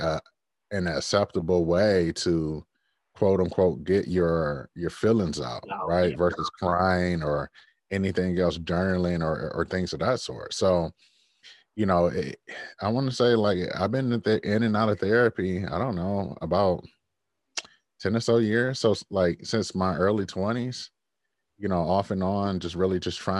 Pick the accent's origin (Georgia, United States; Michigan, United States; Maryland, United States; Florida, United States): Michigan, United States; Detroit; I grew up in Detroit where death was just there